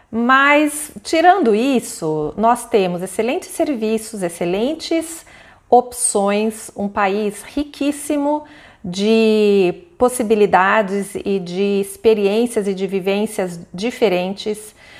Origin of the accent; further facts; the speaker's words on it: Campo Grande, Mato Grosso do Sul, Brazil; eu cresci em Campo Grande, eu fui várias vezes para Bonito.